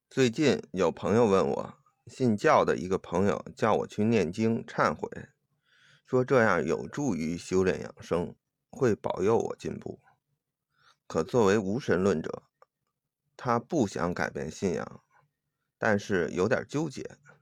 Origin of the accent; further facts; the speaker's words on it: China; 我是中国人